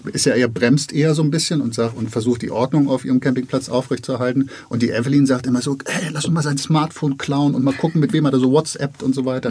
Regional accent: Hamburg, Germany; als Hamburger

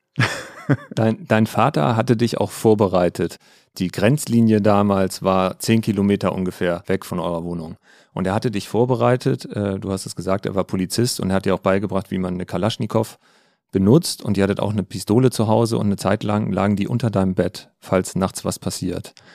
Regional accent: Stade, Lower Saxony, Germany; moved away; meiner Heimatstadt Stade beim Alten Land

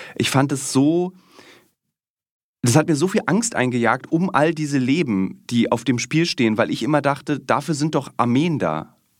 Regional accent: East Germany, Germany; als Ossi

